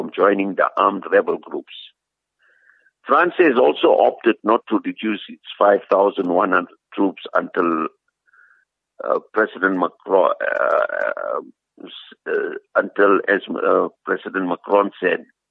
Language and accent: English; South Africa; as South African Muslims